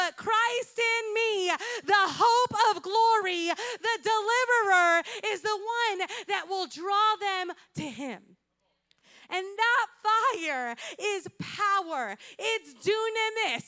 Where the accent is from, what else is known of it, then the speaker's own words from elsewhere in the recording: Puerto Rico; English is a second language; moved away; When I grew up in Puerto Rico